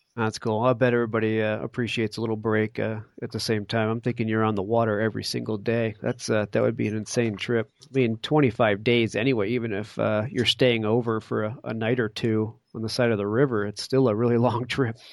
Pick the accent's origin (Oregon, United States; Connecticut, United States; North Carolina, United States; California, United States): Connecticut, United States; I grew up in Connecticut